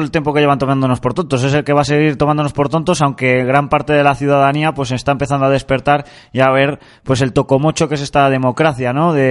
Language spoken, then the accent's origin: Spanish; Santander, Cantabria, Spain; para mí este alcalde gobierna para los santanderinos no cántabros, y yo soy santanderino cántabro y por lo tanto le sufro.